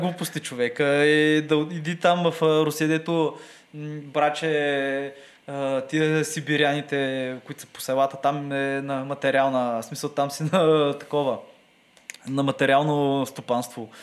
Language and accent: Bulgarian; Bulgaria; нашата държава